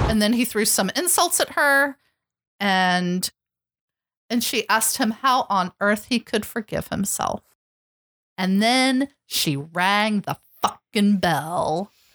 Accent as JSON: {"language": "English", "country": "United States", "said": "as an American"}